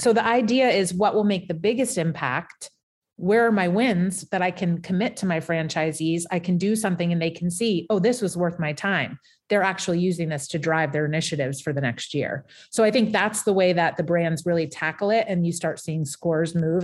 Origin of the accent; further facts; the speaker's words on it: Portsmouth, New Hampshire, United States; moved away as an adult; back in my hometown of Portsmouth, New Hampshire